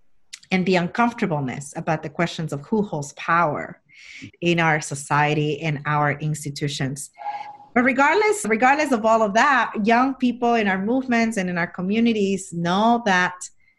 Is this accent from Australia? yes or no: no; Jackson Heights, New York, United States; And where I grew up in Jackson Heights, Elmhurst Hospital became the first epicenter of the epicenter in New York and the country for the months of March and April.